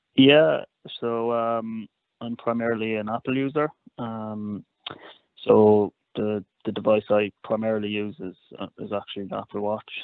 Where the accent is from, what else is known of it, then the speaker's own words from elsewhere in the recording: Cork, Munster, Ireland; now in Dublin, Ireland; I'm from from Cork, living in Dublin at the moment